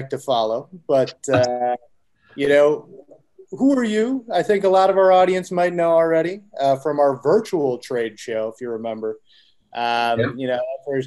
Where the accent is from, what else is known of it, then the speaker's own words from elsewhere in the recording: Chicago, Illinois, United States; here in Chicago, my hometown